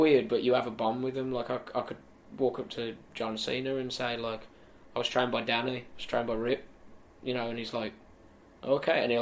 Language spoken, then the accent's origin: English; United Kingdom; I got to main event Wembley Arena as a British wrestler